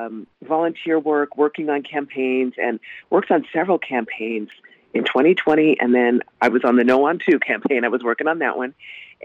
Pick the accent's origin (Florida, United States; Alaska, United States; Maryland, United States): Alaska, United States; Anchorage; You know, I have lived in Anchorage. It's been my hometown since 1970. The Air Force transferred my father here in 1970.